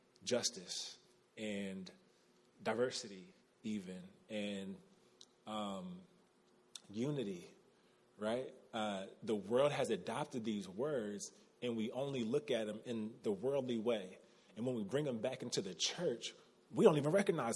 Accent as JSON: {"language": "English", "country": "United States", "said": "as Americans, as American Christians"}